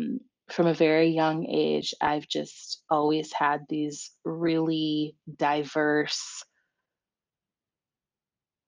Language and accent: English; Orange County, California, United States; growing up in Orange County in the 90s